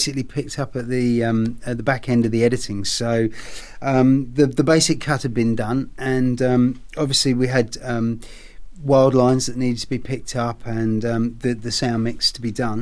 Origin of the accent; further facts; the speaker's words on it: England, United Kingdom; moved away; Being an Englishman, well, growing up in England anyway, as a child